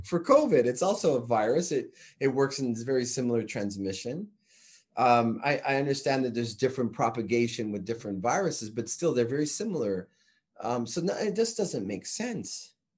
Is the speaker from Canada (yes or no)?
yes; Canada; I'm Canadian